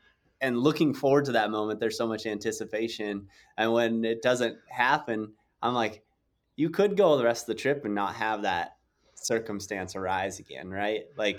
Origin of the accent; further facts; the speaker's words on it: South Dakota, United States; I grew up in South Dakota and some of my good friends had a ranch on the Pine Ridge Indian Reservation.